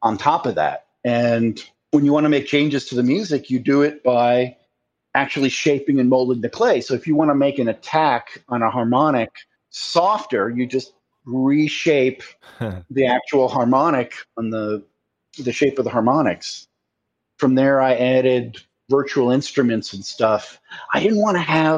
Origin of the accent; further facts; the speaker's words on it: United States; I'm American